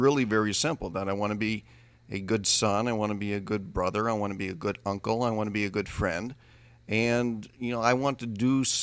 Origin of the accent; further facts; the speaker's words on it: Midwest, United States; Growing up in the Midwest